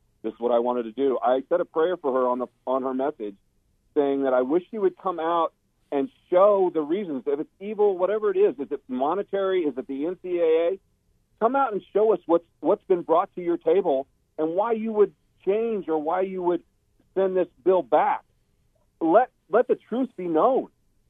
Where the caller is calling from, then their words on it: Phoenix, Arizona, United States; Hi, it's …. I'm from Phoenix.